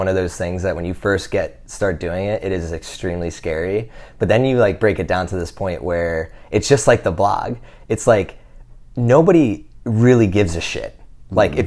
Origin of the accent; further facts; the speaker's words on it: New Jersey, United States; now in Austin, United States; We grew up in New Jersey